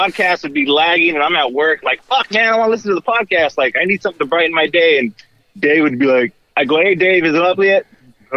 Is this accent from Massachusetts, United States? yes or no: no; Dinuba, California, United States; also born or lived in Fresno area; I'm from a small town called Dinuba. I'm about 40 minutes from Fresno, so I'm not really from Fresno